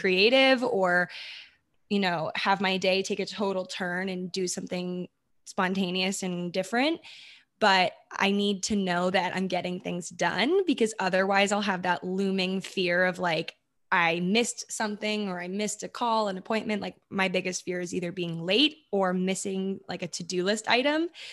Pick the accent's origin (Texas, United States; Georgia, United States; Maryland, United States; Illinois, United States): Maryland, United States; moved away as an adult; also born or lived in New York / California; I'm from Maryland. That's where I was born and grew up